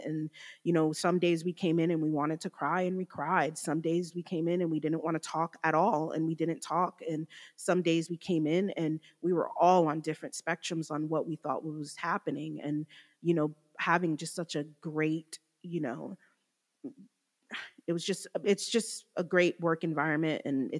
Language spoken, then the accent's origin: English; New Jersey, United States; now in Georgia, United States; we're originally from Jersey. We moved to Georgia in 05 and my sister ended up staying for college and I was in Georgia the whole time.